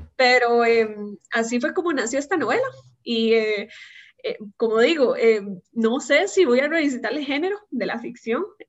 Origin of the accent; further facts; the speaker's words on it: San José, Costa Rica; also born or lived in Belgium / Italy; soy egresada al Colegio Monterrey de Montes de Oca